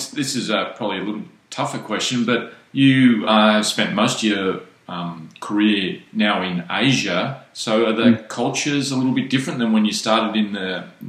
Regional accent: Australia; I'm an Australian.

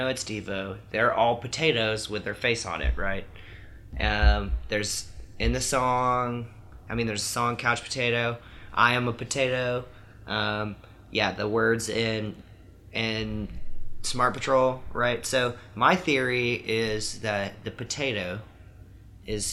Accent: Alabama, United States; moved away; I'm from Alabama

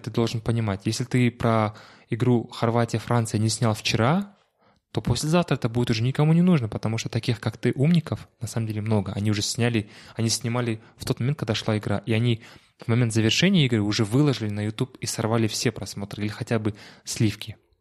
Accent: Shymkent, Kazakhstan; now in Almaty, Kazakhstan; из Шимкента, откуда я родом

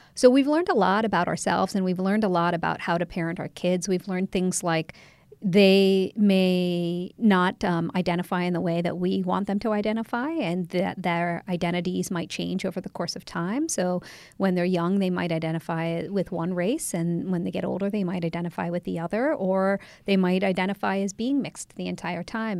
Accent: Ohio, United States; moved away as an adult; also born or lived in England / Canada; now in Washington, D.C., United States; I grew up mostly in Ohio until, um, college

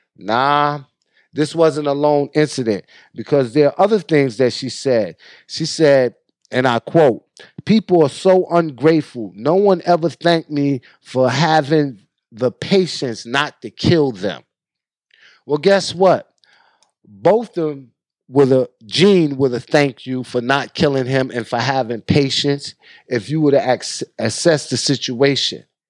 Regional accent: New York, United States; moved away; I'm from New York

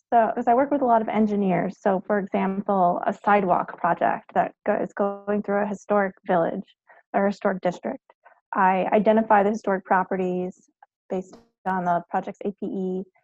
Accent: Long Island, New York, United States; moved away as an adult; also born or lived in Fredericksburg, Virginia / Vermont; I grew up on Long Island, New York.

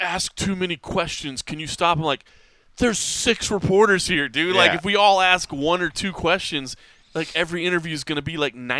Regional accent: Dallas, Texas, United States; moved away; carrying the torch for Dallas MMA, my hometown.

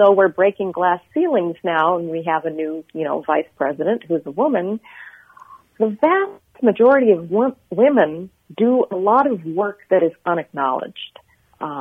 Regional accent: Pakistan; moved away; also born or lived in Nigeria; I grew up in, I come from Pakistan originally. That's where my parents are from.

